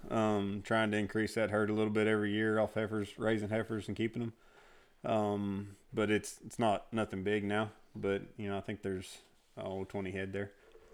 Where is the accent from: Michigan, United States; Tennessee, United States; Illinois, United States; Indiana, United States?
Indiana, United States; born or raised there; now in Texas, United States